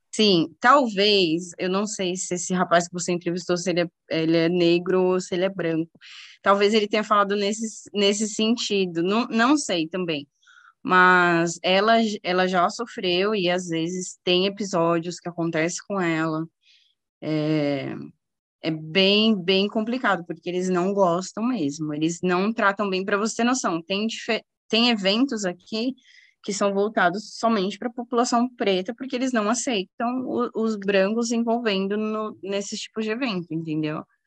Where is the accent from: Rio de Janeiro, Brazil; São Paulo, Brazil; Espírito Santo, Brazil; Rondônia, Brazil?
São Paulo, Brazil; Guarulhos; moved away as an adult; also born or lived in Orlando, Florida; now in Bermuda; eu sou de Guarulhos